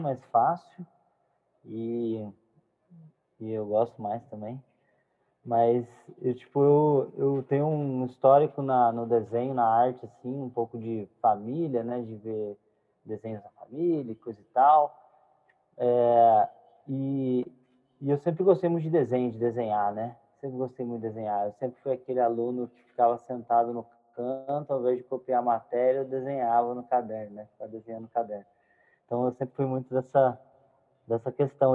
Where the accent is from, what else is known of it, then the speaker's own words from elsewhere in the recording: south of Minas Gerais, Brazil; sou mineiro, né? Nascido no sul de Minas